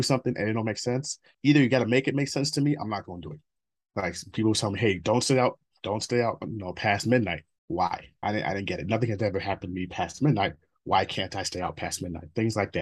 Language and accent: English; Minnesota, United States; also born or lived in Nigeria; I grew up in Minnesota